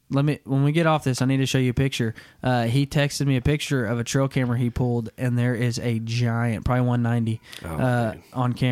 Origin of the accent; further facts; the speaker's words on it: Arkansas, United States; now in Kansas, United States; growing up in Arkansas and then only being here in Kansas for five years now